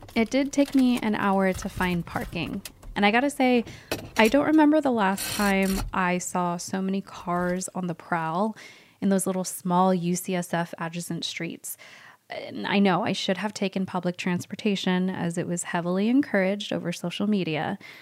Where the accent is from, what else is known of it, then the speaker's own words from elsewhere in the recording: Utah, United States; also born or lived in San Francisco; I'm from Utah